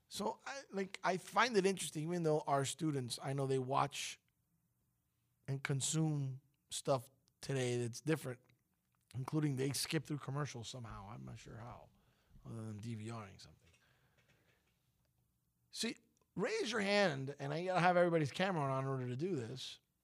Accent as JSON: {"language": "English", "country": "United States", "said": "being American"}